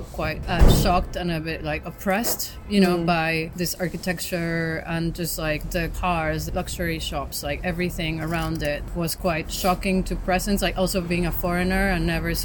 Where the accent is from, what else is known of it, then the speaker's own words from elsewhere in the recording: Mexico City, Mexico; growing up in Mexico City and in being in a country that's been obviously influenced widely by like the US